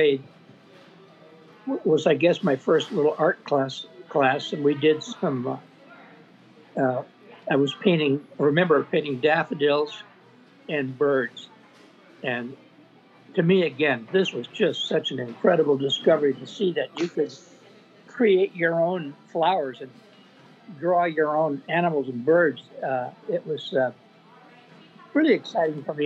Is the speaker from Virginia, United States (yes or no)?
no; Sublimity, Oregon, United States; moved away as an adult; now in Camano Island, United States; I grew up in a small town in Oregon, Sublimity, Oregon.